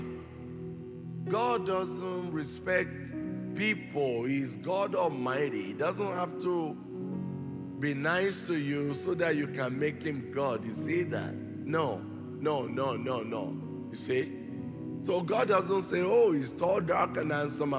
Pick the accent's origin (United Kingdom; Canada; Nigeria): Nigeria; I was born and raised here in Nigeria